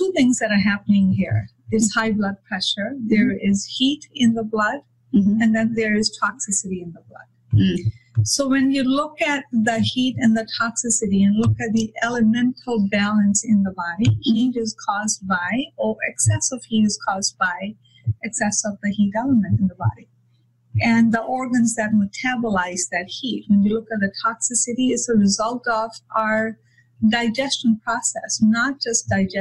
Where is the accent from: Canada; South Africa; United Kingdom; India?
India; moved away; I come from India